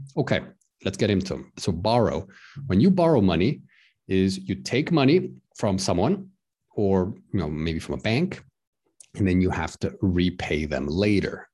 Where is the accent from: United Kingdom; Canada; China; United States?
United States; Texas; now in Prague, Czech Republic; I'm from the United States of America. I'm from Texas